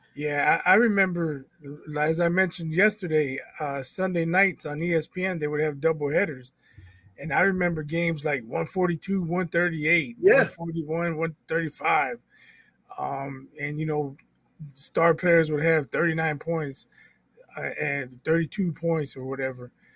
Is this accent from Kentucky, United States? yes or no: no; Indianapolis, Indiana, United States; I played in grade school in my hometown. Then I moved to Indianapolis. I played in middle school